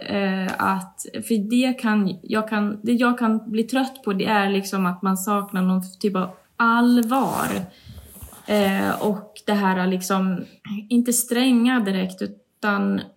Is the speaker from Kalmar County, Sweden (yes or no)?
no; Borlänge, Dalarna County, Sweden; born there; also born or lived in Stockholm; Jag är ju född i Borlänge och mina föräldrar bor här.